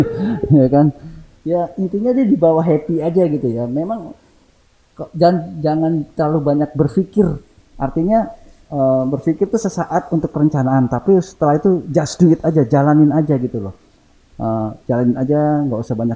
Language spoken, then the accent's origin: Indonesian; Java, Indonesia; sedangkan saya kan orang Jawa